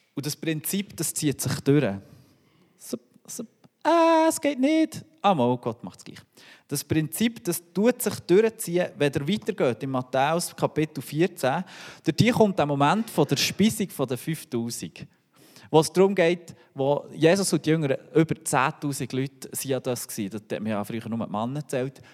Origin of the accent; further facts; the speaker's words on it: Switzerland; als Schweizer